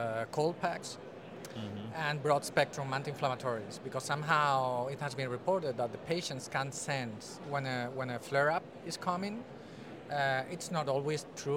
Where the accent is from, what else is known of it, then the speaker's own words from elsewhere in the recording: Spain; moved away as an adult; now in Netherlands; I'm originally from Spain, but I'm half Dutch. And I've been in the Netherlands for the past 12 years.